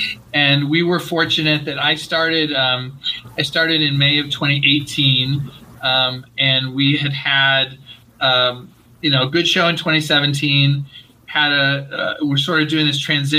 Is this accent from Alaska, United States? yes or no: no; Rochester, New York, United States; moved away as an adult; now in Los Angeles, United States; I grew up in upstate New York, grew up in Rochester, New York. And after college, was in New York for 10 years and moved out to LA in 94 to work for Disney.